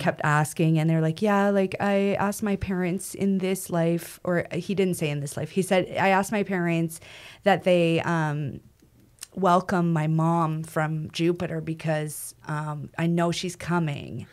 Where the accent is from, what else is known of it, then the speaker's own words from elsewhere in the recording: Western Canada, Canada; I'm from Western Canada